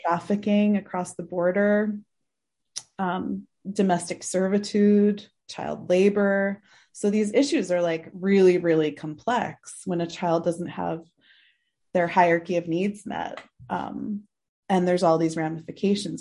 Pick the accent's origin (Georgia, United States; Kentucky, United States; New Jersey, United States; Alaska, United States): New Jersey, United States; Mendham; moved away as an adult; now in Nepal; I grew up in the suburbs in this, um, in the northwest, uh, of Jersey, this little town called Mendham